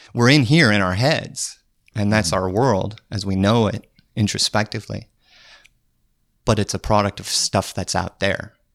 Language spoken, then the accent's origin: English; Trenton, North Dakota, United States; moved away; I'm from Trenton, North Dakota. Small town in the middle of North Dakota.